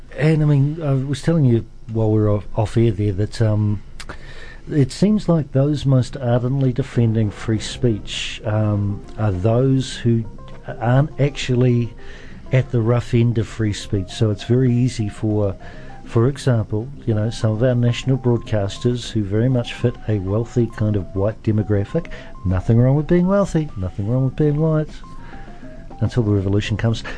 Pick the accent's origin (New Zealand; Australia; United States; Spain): New Zealand; Auckland; now in Dunedin, New Zealand; I'm from South Auckland. Um, so I know what it's like to come from a community